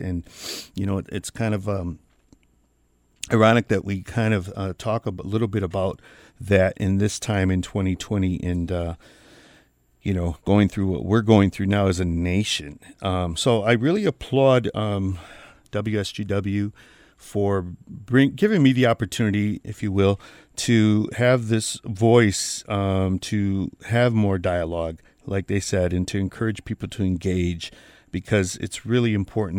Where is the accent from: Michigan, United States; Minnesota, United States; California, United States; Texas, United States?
Michigan, United States; Saginaw; moved away; also born or lived in Detroit, Michigan; I was just this young, uh, kid who came from Detroit, from a very diverse population in Detroit to Saginaw, Michigan, back to my hometown